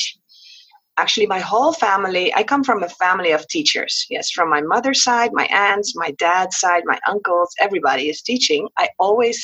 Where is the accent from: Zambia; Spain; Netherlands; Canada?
Netherlands; moved away as an adult; also born or lived in Qatar; now in Curaçao; I was born on Curaçao, a small island in the Caribbean. Mom was from Holland. Dad was from Curaçao. But I was raised in Holland.